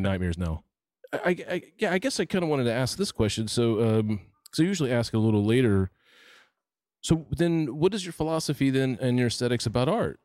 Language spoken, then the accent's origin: English; Florida, United States; I grew up in Florida